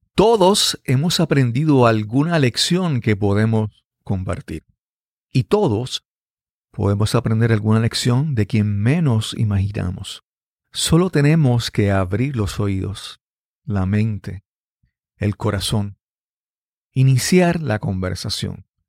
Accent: Yabucoa, Puerto Rico; de mi niñez, de mi crianza en mi pueblo natal

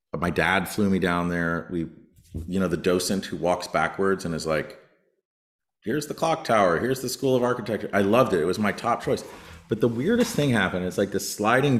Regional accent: New Jersey, United States; growing up in New Jersey

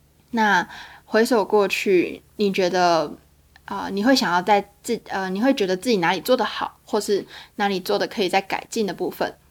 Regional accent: Taiwan; 其实在，在台呃，在我们家乡的呃，不管是呃长辈啊，或是好朋友啊，他们其实都在等说

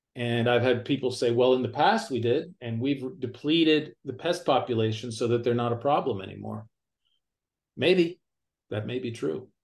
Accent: near Toronto, Ontario, Canada; moved away as an adult; now in United States; I grew up near Toronto, Ontario, Canada

